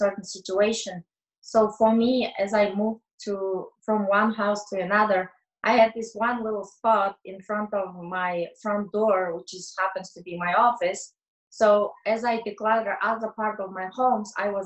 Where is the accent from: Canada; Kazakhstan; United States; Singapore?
Kazakhstan; moved away; I am originally from Kazakhstan.